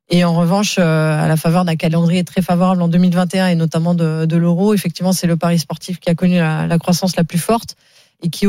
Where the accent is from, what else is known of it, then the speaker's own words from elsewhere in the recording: Grand Est, France; born there; now in Paris, France; Je suis né en Lorraine sur les terres de Michel Platini.